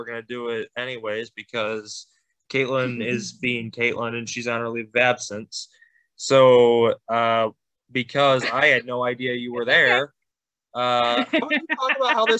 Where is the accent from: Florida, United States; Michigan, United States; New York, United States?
Michigan, United States; I'm from Michigan!